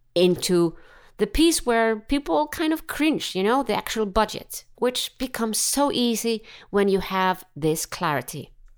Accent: Iceland; I'm from Iceland.

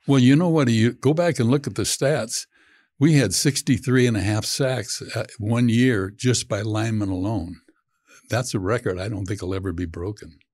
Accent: San Joaquin Valley, California, United States; I'm from the San Joaquin Valley of California

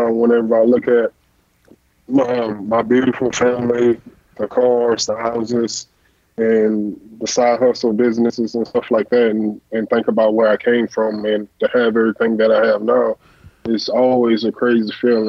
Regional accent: Katy, Texas, United States; I was from Katy, Texas

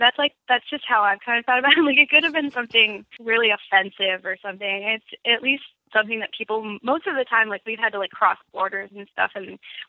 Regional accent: Grand Ledge, Michigan, United States; also born or lived in Lansing; Yes, near Lansing, Grand Ledge, Michigan. It's like a nowhere.

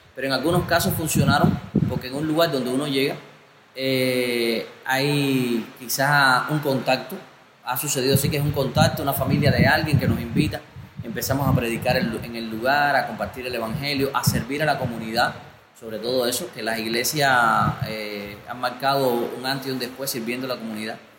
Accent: Cuba; como cubanos tenemos recursos a veces insuficientes para pagar un pasaje

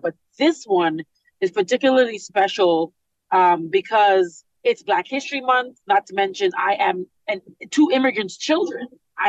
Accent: Canada; I am a Canadian, born and raised.

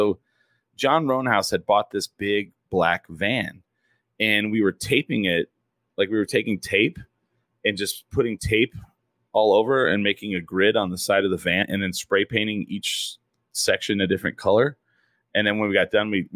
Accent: Clovis, New Mexico, United States; also born or lived in Portales, New Mexico; I grew up in Clovis

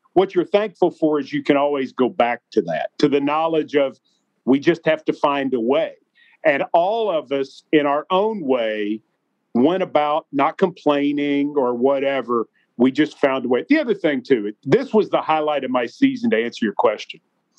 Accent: Franklin, United States; moved away; I started on the cable access station in my hometown of Franklin

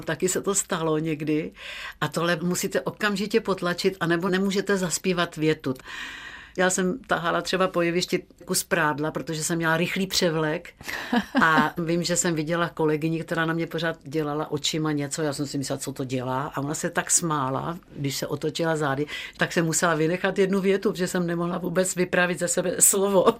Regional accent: Czechia; jsem holka ze Šumavy

